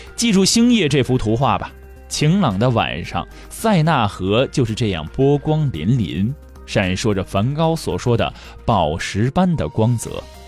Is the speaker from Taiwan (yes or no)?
no; China; 我们中国人比较缺乏这种宗教感